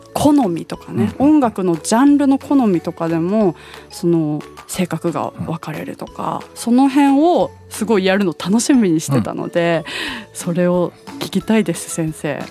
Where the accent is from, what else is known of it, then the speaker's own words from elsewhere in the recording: Nagoya, Aichi, Japan; 地元の名古屋グランパス